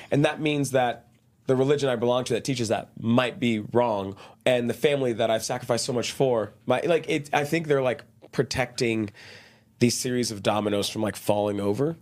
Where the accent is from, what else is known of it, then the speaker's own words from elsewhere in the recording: Dallas, Texas, United States; moved away as an adult; also born or lived in Brazil; now in Utah, United States; I grew up really shy in Texas, Dallas, Texas